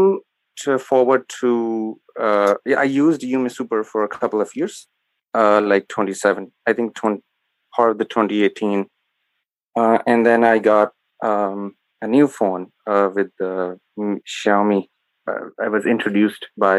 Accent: Sialkot, Punjab, Pakistan; I am from Pakistan

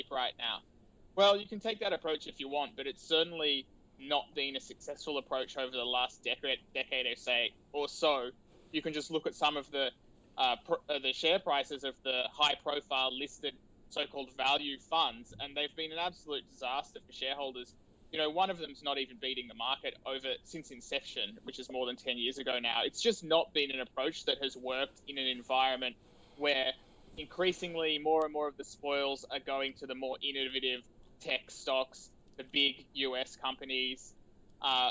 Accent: Australia; I, as a Australian patriot, a quietly spoken one

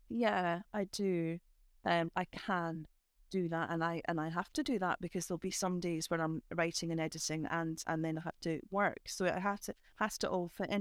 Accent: Edinburgh, Scotland, United Kingdom; as a child growing up in Christofan

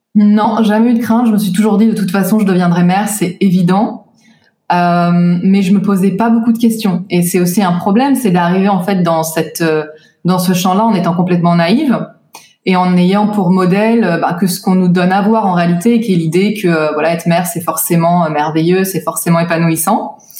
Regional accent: France; moved away as an adult; now in Tel Aviv, Israel; J'ai grandi en France jusqu'à mes 26 ans

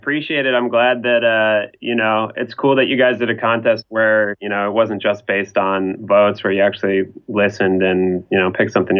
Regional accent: Los Angeles, California, United States; I was born here in Sherman Oaks, which is where I'm living at currently. You know, I've moved around the valley and stuff, but really haven't gone much out of LA.

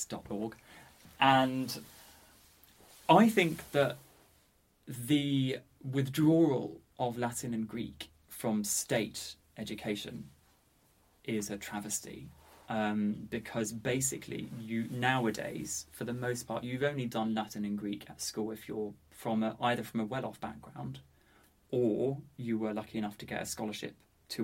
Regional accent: Ramsgate, South East England, United Kingdom; moved away as an adult; I'm from Ramsgate on the southeast coast of Kent

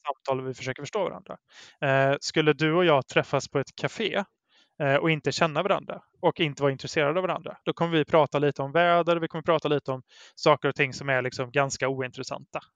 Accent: Brålanda, Västra Götaland, Sweden; now in Gothenburg, Sweden; i Brålanda där jag växte upp

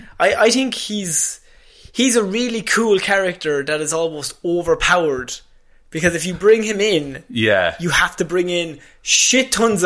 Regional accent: Ireland; accent: Irish; my Irish accent

